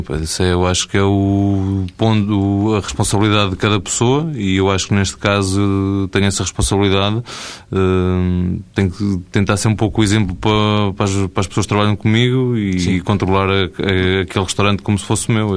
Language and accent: Portuguese; Beira, Portugal; eu sou da Beira